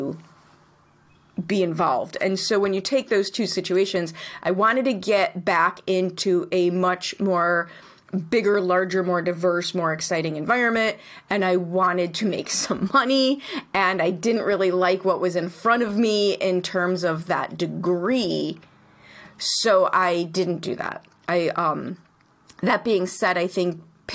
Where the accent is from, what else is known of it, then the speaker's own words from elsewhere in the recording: Chicago, Illinois, United States; I grew up in Chicago.